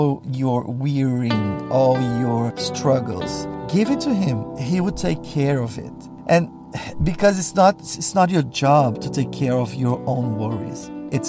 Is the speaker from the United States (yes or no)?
no; Brazil; first language Portuguese; English is a second language; moved away